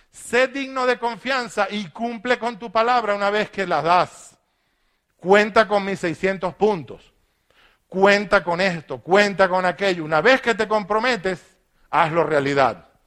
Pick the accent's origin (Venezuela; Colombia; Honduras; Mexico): Venezuela; Maracaibo, Zulia; born there; Nilo es un zafiro profesor de la Universidad de Maracaibo, la ciudad donde yo nací